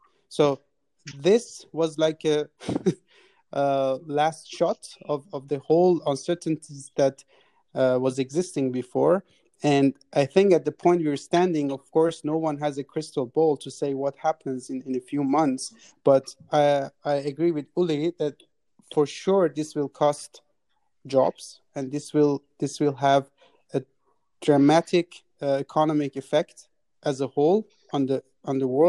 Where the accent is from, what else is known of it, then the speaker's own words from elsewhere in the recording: Iran; now in Austria; my home country, Iran